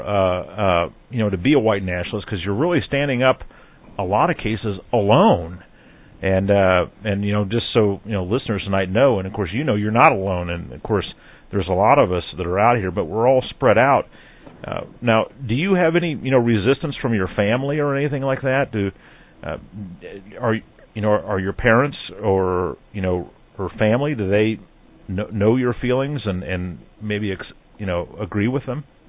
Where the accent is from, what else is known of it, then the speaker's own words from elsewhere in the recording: Midwest, United States; I grew up here in the Midwest